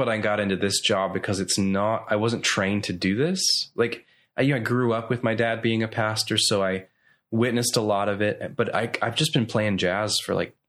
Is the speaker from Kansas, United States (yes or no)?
no; Nashville, Tennessee, United States; now in Orlando, United States; Because I come from Nashville where...